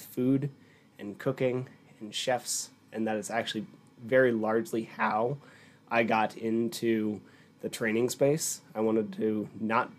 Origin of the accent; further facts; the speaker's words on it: Pennsylvania, United States; also born or lived in Tucson, Arizona; now in Utah, United States; I grew up in Pennsylvania